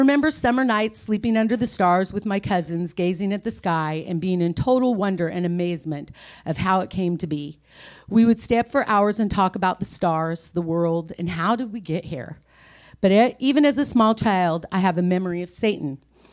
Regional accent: Pocatello, Idaho, United States; born there; also born or lived in California; I was born in Pocatello, Idaho. My parents were divorced when I was 3 years old. My dad moved to California and my mom stayed in Idaho. I have lived in both states all of my life.

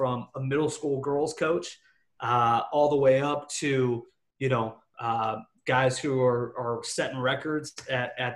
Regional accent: Phoenix, Arizona, United States; I'm from Phoenix

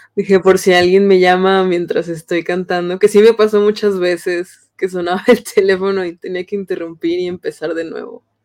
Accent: San Luis Potosí, Mexico; Yo soy de San Luis Potosí

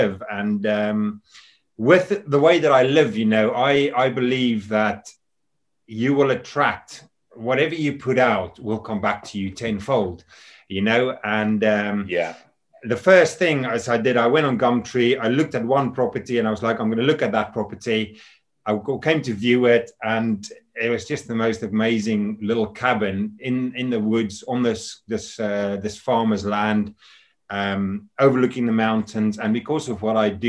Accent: South Africa; also born or lived in United Kingdom; now in Scotland, United Kingdom; I was born in South Africa, and I came over to the UK back in 1997.

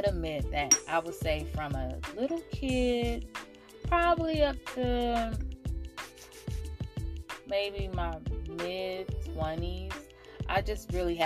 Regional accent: Oakland, California, United States; a little girl born and raised in Oakland, California

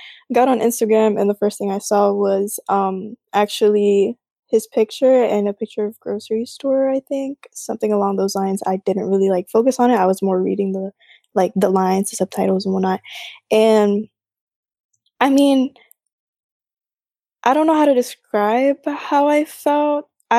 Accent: Philippines; now in United States; My pronouns are she, her, and I'm a Filipina, basically an Asian American. I've been here for about going on 7 years now, so it hasn't been long at all.

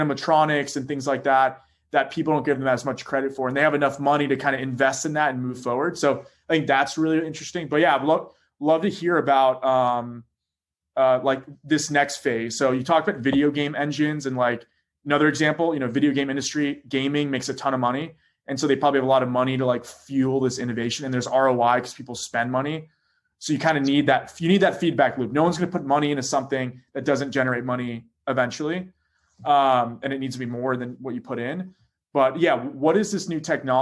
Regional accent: Orlando, Florida, United States; moved away as an adult; also born or lived in Bay Area, California; I'm from Orlando, Florida

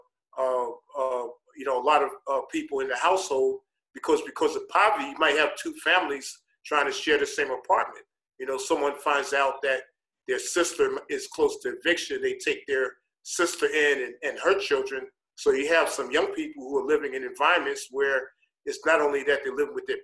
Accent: New York City, New York, United States; moved away as an adult; now in Chicago, United States; I grew up poor in New York City

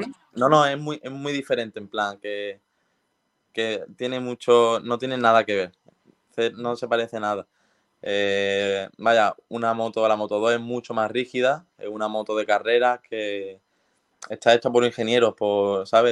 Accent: Spain; siendo español

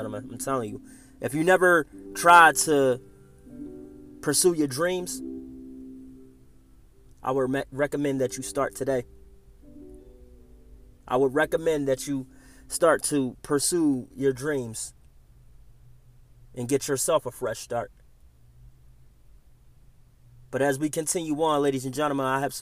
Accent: Philadelphia, Pennsylvania, United States; moved away; I grew up in the big city, And I always dreamed that I'd live somewhere other than my hometown of Philadelphia

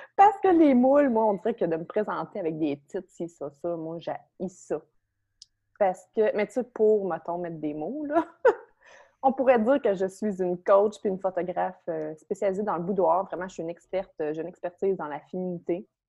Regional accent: Beauce, Quebec, Canada; J'habitais dans un petit village à saint fil dans la Beauce. Je viens de la Beauce

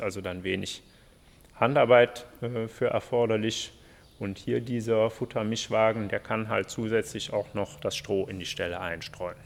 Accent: Mönchengladbach, North Rhine-Westphalia, Germany; aufgrund der Nähe zu meiner Heimat Giesenkirchen habe ich das dann hier auch gemacht

